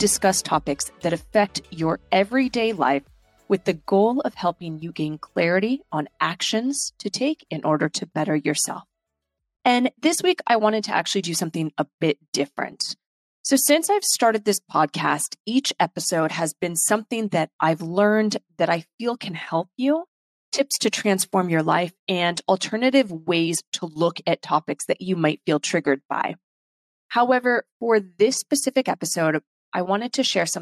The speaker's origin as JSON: {"language": "English", "country": "United States", "tie": "born or raised there", "also_born_or_lived": "London", "said": "I'm the only person born and raised in America from both sides of my family. So both my parents are British"}